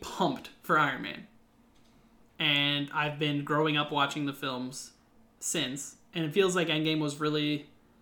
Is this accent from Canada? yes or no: yes; Ontario, Canada; We're Canadian